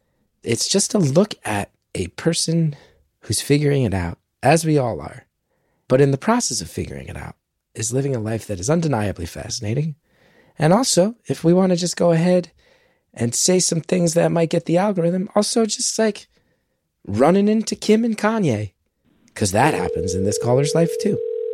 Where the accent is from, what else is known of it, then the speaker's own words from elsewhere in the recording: United States; It is amazing as an American.